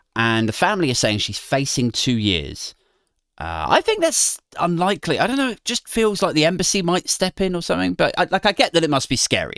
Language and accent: English; United Kingdom